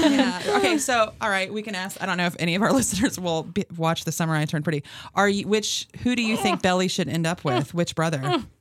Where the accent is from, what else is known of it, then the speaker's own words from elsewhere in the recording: North Carolina, United States; I'm from North Carolina